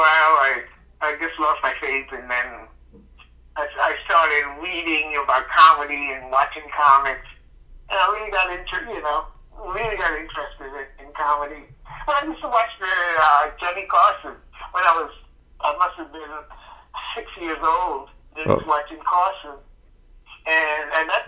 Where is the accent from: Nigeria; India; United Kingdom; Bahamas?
Bahamas; moved away as an adult; also born or lived in United States / Naples, Florida / South Florida; now in Los Angeles, United States; I was born, here, but I grew up in the Bahamas